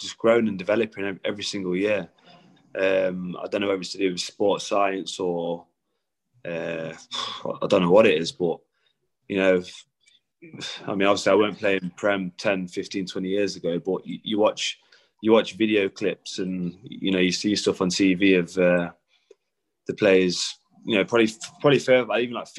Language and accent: English; Derby, East Midlands, United Kingdom; now in Newcastle, United Kingdom; growing up in Derby